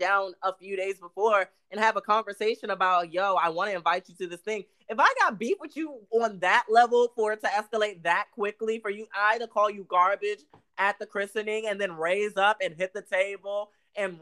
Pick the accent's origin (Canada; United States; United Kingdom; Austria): United States; DMV; we're like from the DMV